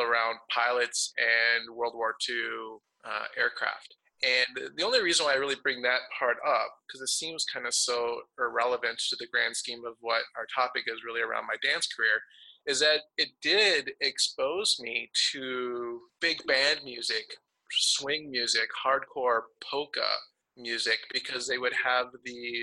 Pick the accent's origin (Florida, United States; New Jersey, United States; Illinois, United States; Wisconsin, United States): Wisconsin, United States; Milwaukee; I grew up in Milwaukee